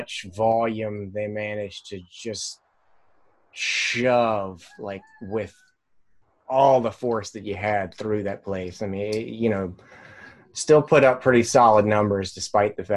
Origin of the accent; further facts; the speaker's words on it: Midwest, United States; moved away; As a transplant Midwesterner